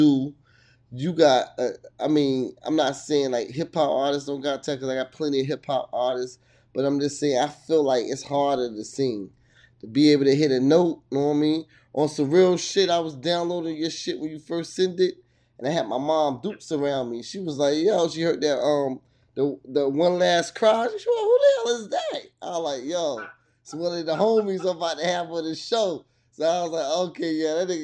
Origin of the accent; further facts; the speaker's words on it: Hackensack, New Jersey, United States; now in Virginia, United States; I'm from Hackensack, TNA, but I live in Virginia